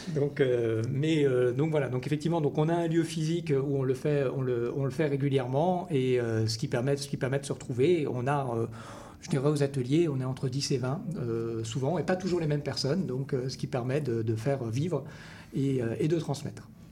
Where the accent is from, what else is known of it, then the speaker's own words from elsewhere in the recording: France; accent: French; moved away as an adult; now in Quebec, Canada; à mon accent on entend que je, viens de France, ça fait un peu plus de dix ans maintenant que je vis, euh, au Québec